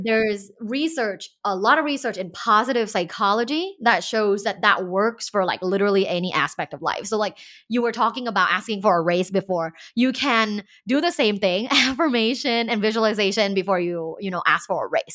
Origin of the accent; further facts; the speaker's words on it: Thailand; now in United States; growing up in Thailand